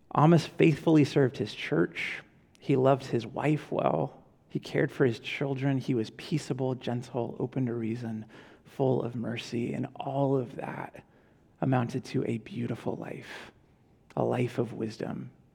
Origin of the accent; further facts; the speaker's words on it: Ventura, California, United States; I was from Ventura